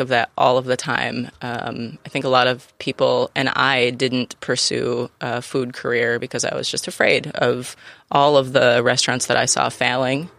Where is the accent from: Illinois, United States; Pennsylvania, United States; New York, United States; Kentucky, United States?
New York, United States; Finger Lakes, Western; now in San Diego, United States; I'm from the Finger Lakes